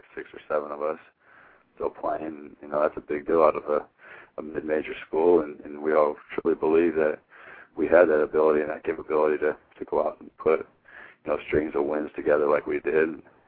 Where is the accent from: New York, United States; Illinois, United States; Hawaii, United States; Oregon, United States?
Oregon, United States; Hermiston; growing up from where I'm from, was not a lot of people come out of Hermiston with Division I scholarships